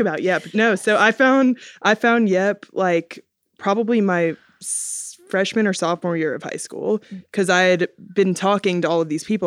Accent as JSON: {"language": "English", "town": "Atlanta", "region": "Georgia", "country": "United States", "said": "I'm from Atlanta"}